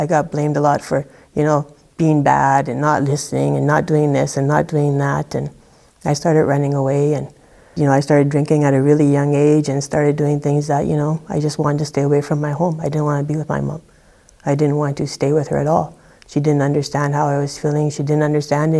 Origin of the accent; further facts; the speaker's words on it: Thompson, Manitoba, Canada; I grew up in Thompson, Manitoba